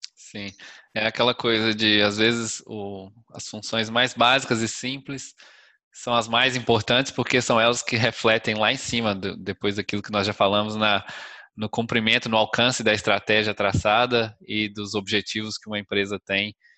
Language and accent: Portuguese; Minas Gerais, Brazil; Minas Gerais, da minha terra